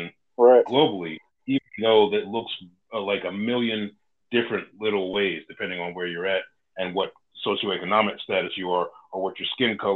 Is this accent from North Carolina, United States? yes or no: yes; North Carolina, United States; my home state of North Carolina